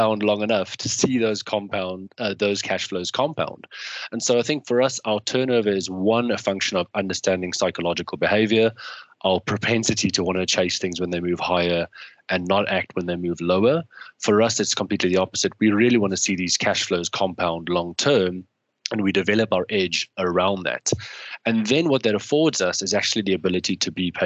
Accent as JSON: {"language": "English", "country": "South Africa", "tie": "born or raised there", "moved": "yes", "lives_now": "United Kingdom", "said": "growing up in South Africa, we had coverage of every single football match."}